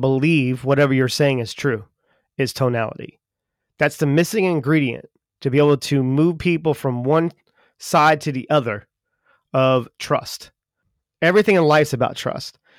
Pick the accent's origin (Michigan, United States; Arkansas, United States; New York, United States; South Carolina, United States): South Carolina, United States; Charleston; I'm from Charleston, South Carolina